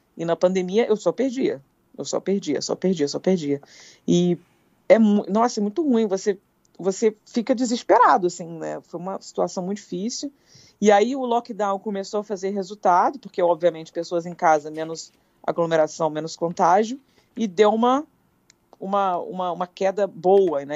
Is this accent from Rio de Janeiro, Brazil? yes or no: yes; Petrópolis, Rio de Janeiro, Brazil; moved away; eu fui criada em Petrópolis, que é uma serra do Rio de Janeiro.